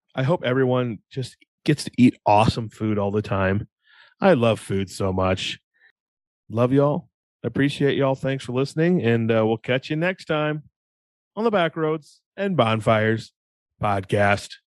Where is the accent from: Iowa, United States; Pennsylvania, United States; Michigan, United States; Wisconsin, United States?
Iowa, United States; we're from Iowa